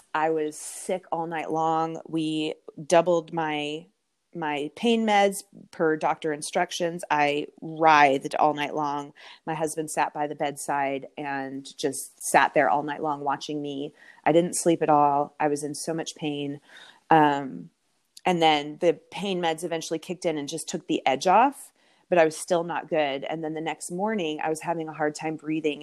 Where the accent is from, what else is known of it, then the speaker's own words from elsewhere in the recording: Canada; moved away as an adult; now in Texas, United States; I'm from Canada. Um, I grew up in Canada